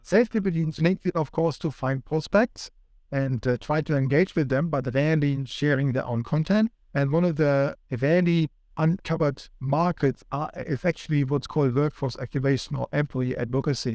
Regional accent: Switzerland; moved away as an adult; now in Sydney, Australia; my home country, Switzerland

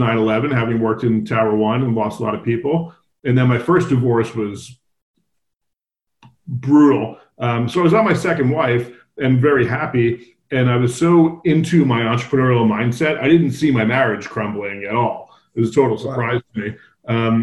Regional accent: New Jersey, United States; I grew up on the East Coast in New Jersey

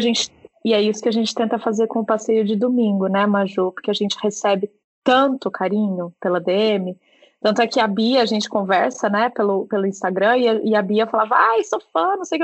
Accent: Minas Gerais, Brazil; moved away as an adult; also born or lived in São Paulo / Curitiba; now in Ireland; Eu, eu cresci em Minas, fui fazer faculdade no interior de São Paulo, aí depois fui trabalhar em Curitiba, fui trabalhar em São Paulo, fiz uma parada fora do Brasil por um tempo, voltei para São Paulo e agora tô, tô aqui na Irlanda.

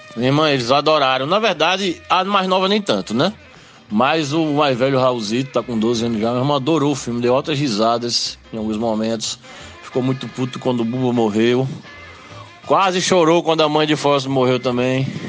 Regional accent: Limoeiro, Pernambuco, Brazil; Limoeiro, minha terra

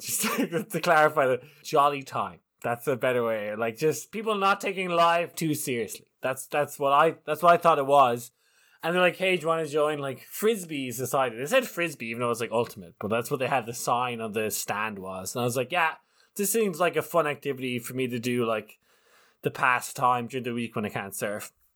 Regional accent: Ireland; as an Irishman

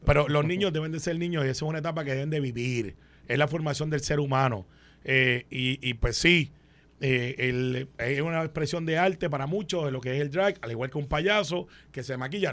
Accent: Guaynabo, Puerto Rico; cuando yo crecí en Guaynabo

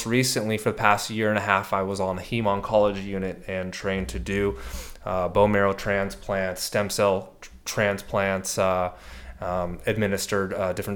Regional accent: San Diego, California, United States; I'm born and raised in San Diego, California. So I'm a native

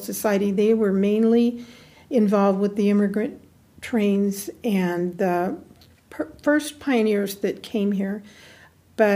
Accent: Susanville, California, United States; also born or lived in San Luis Obispo, California; I moved a lot as a child, and Susanville was just home.

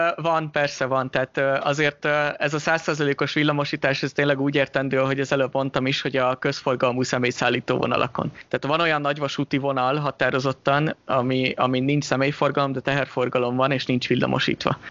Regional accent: Hungary; now in Switzerland; mint magyar állampolgár

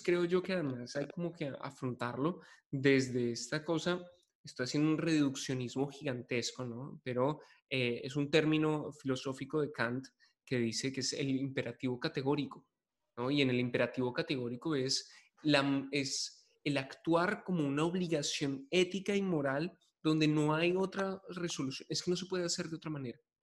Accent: Bogotá, Colombia; me siento profundamente bogotano

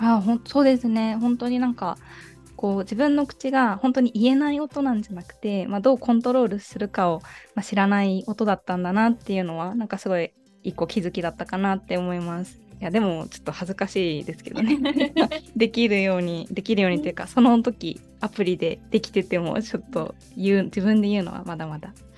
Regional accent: Japan; 日本まで日本育ちで

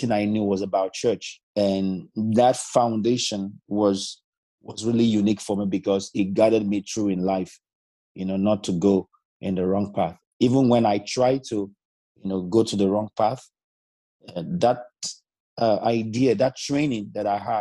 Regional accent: Nigeria; now in Zeist, Netherlands; I'm from Nigeria, but I'm currently based in the Netherlands.

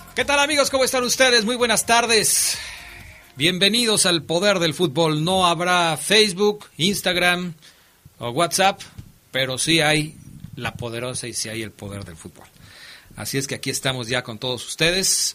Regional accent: Mexico; nosotros como el mexicano

